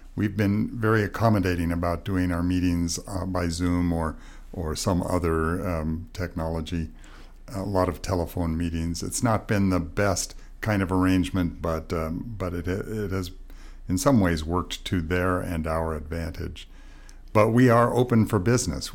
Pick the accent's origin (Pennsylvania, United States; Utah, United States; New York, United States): Utah, United States; also born or lived in Montana; my home country in Montana and where I grew up in Utah